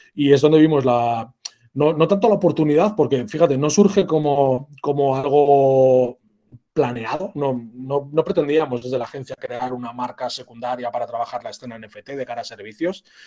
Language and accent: Spanish; San Sebastián, Basque Country, Spain; soy un vasco, como has comentado, Lucas, y, sí, bueno, soy de, San Sebastián, de, la capital de Guipúzcoa